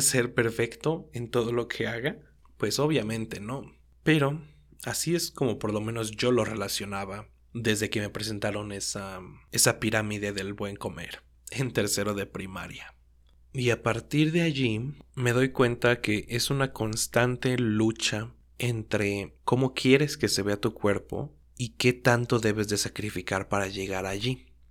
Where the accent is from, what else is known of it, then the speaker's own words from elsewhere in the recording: Mexico; siendo mexicano